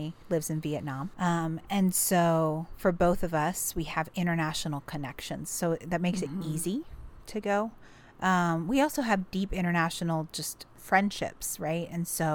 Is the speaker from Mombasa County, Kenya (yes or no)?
yes; Mombasa, Mombasa County, Kenya; now in United States; I was born in Mombasa, Kenya. And that is where I was raised, was in Kenya